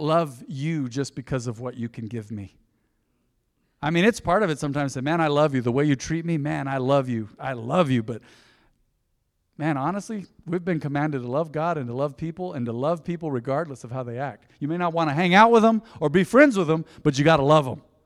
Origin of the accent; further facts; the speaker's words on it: Española, New Mexico, United States; I was born in Española, New Mexico